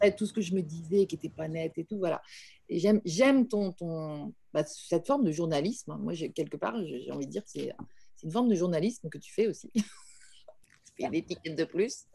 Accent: Paris, Île-de-France, France; en tant que Parisienne

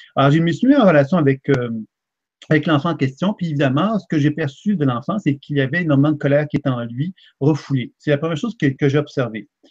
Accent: Quebec, Canada; je suis un Québécois

